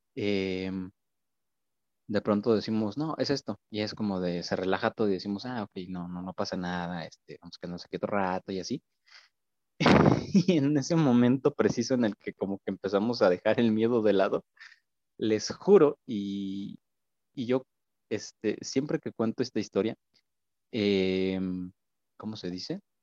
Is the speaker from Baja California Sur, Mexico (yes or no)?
no; Viborillas, Querétaro, Mexico; yo soy de un pueblito aquí en, en Colón, se llama Viborillas